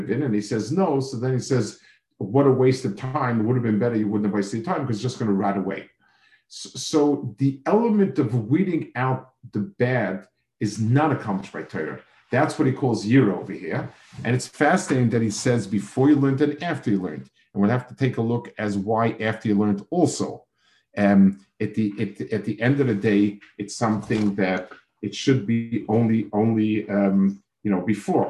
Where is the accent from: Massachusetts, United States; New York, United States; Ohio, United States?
New York, United States; New York City; I grew up in a city. I grew up in Manhattan